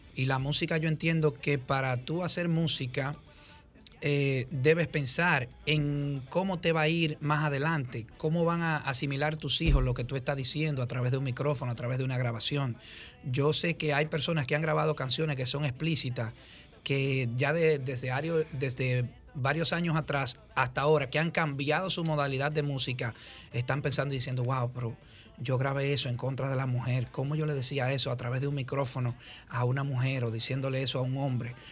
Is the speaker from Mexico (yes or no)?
no; Dominican Republic; somos como dominicanos